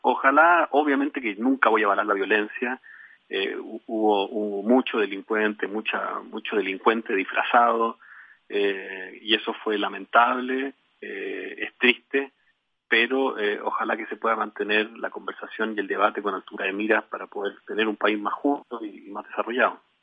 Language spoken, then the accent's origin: Spanish; Chile; un embajador de UNICEF en Chile